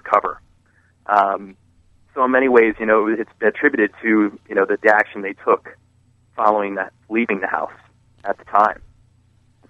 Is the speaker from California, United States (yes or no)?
no; Maryland, United States; I grew up in Maryland